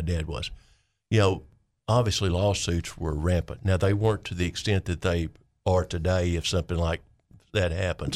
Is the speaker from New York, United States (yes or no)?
no; Clinton, Arkansas, United States; I'm from Vayner County